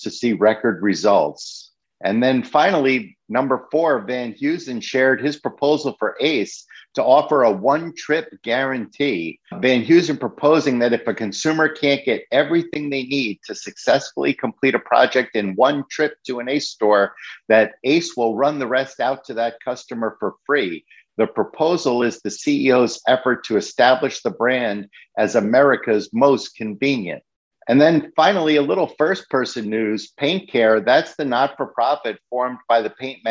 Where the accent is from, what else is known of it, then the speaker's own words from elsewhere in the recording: New York City, New York, United States; the store that I grew up in the Bronx